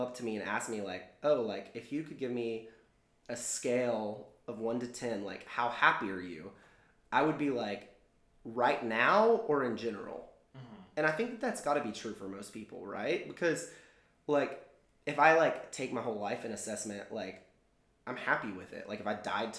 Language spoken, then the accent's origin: English; Texas, United States; growing up in Texas, like I did